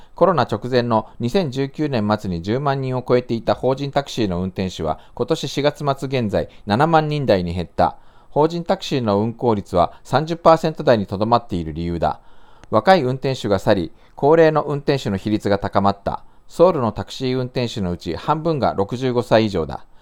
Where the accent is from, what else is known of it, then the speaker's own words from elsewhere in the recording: Japan; moved away as an adult; now in South Korea; 日本生まれ今は2回目の韓国在住日本人